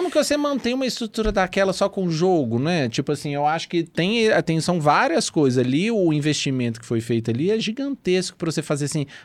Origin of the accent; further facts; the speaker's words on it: Belo Horizonte, Minas Gerais, Brazil; eu na morei vida inteira em frente à dependência.